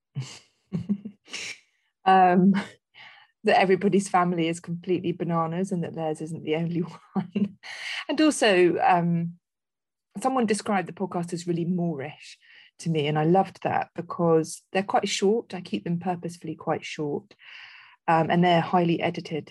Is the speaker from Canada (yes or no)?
no; Netherlands; moved away; I spent a lot of my childhood in growing up in Holland